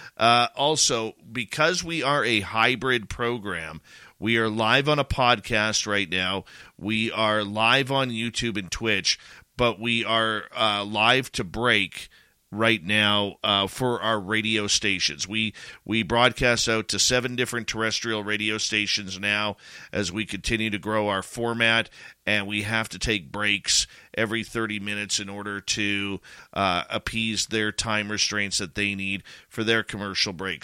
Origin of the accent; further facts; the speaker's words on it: Canada; as a Canadian